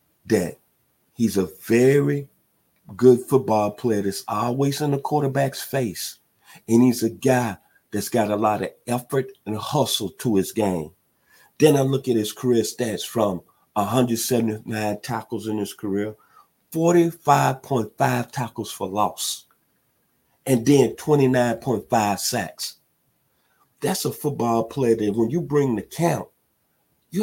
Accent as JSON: {"language": "English", "town": "Millington", "region": "Tennessee", "country": "United States", "tie": "born or raised there", "moved": "yes", "lives_now": "Atlanta, United States", "said": "my hometown out of Millington, Tennessee"}